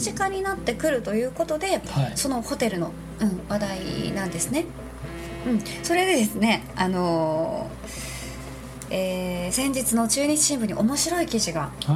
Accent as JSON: {"language": "Japanese", "region": "Nagasaki", "country": "Japan", "tie": "born or raised there", "moved": "yes", "said": "私の実家長崎県"}